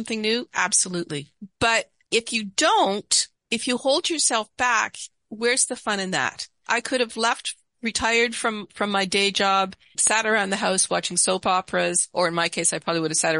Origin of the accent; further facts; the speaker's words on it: Canada; also born or lived in Seattle area; now in Seattle, United States; I'm Canadian